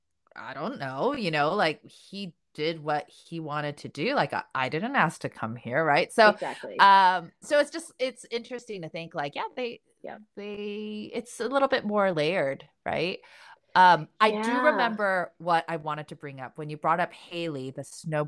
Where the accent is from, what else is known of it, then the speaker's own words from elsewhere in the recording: South Korea; moved away; I'm an immigrant too. I was born in Korea